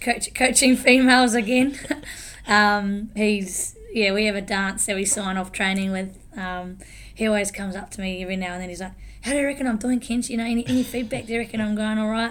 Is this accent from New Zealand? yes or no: yes; Taranaki, New Zealand; I'm from Taranaki, from the Neki, so grew up there.